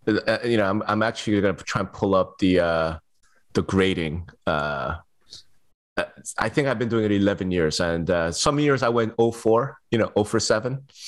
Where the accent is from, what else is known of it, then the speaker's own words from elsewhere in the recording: Las Vegas, Nevada, United States; when you'll be in my hometown of Las Vegas.